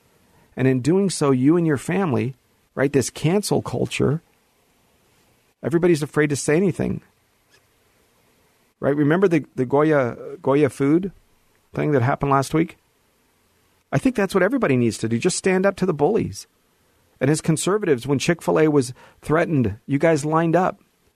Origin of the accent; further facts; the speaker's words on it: Hollywood, California, United States; this is where I was born and raised, was Hollywood, is where I was born and raised in the Valley.